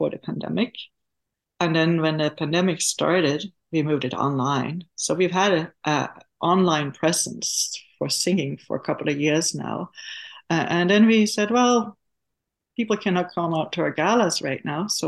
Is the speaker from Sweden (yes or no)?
yes; Sweden; moved away; I am from Sweden, and when I grew up in the school system itself